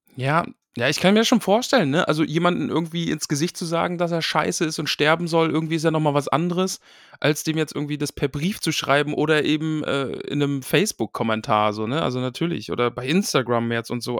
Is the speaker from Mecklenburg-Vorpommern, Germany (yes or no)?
yes; Greifswald, Mecklenburg-Vorpommern, Germany; moved away; ich bin aus dem Osten, ich bin in, in Greifswald, Mecklenburg-Vorpommern bin ich groß geworden, tiefster Osten.